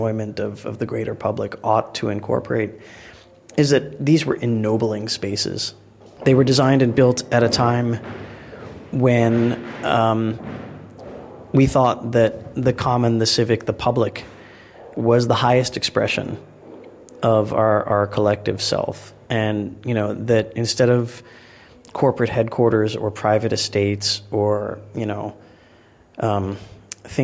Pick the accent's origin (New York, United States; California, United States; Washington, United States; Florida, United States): New York, United States; now in London, United Kingdom; I'm from New York originally